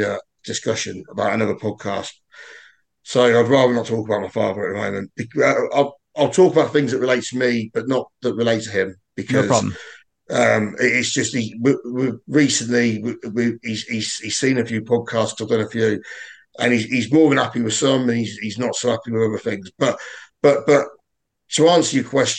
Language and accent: English; Welwyn Garden City, East of England, United Kingdom; also born or lived in Corby / Kettering; I was born in Wellingarn City, outskirts of Luton